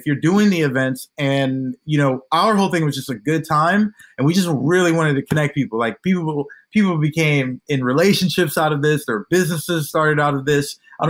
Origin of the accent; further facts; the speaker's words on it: Hilliard, Ohio, United States; also born or lived in Columbus, United States / St. Lucia; I was born in the States. I was born here in Columbus, Ohio, but both my parents are from St. Lucia in the Caribbean. And I lived there from like 6 to 11.